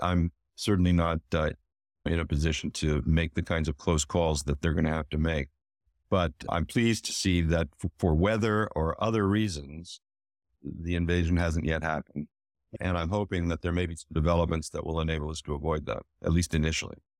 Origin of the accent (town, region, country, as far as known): United States